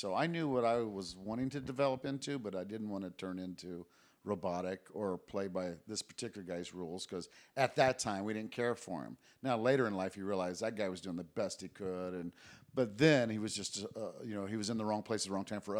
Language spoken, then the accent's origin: English; Japan; also born or lived in Guam; Yeah, I mean, I was raised in Japan, Guam.